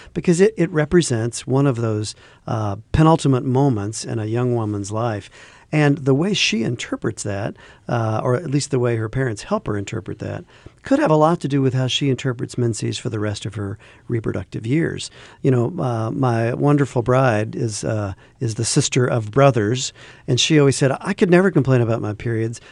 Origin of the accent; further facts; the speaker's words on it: the South, United States; I grew up in the South